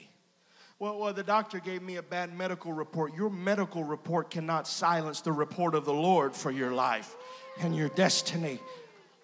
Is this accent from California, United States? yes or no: no; Glenmora, Louisiana, United States; I'm from a place that's about 25 miles south of Alexandria.